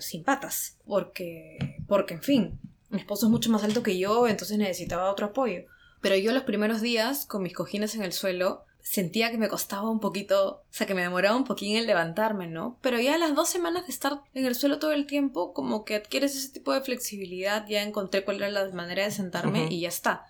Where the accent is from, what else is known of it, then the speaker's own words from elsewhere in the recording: Peru; now in Japan; los dos somos peruanos